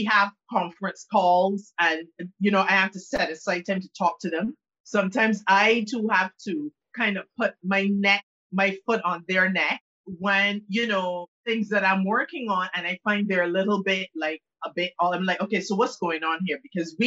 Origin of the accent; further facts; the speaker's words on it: Barbados; I was born in Barbados, and the island where I am right now, and the island is predominantly Anglican